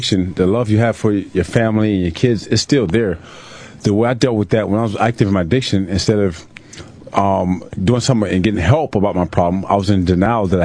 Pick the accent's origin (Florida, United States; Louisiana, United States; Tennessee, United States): Florida, United States; Tampa; Growing up in Tampa at the time in the 70s